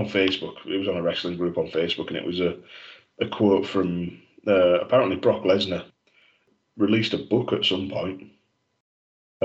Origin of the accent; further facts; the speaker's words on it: Yorkshire and the Humber, United Kingdom; being a Yorkshireman